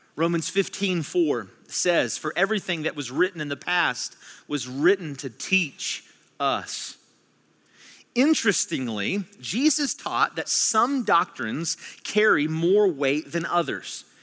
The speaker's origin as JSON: {"language": "English", "region": "West Virginia", "country": "United States", "tie": "born or raised there", "said": "I was born and raised in West Virginia"}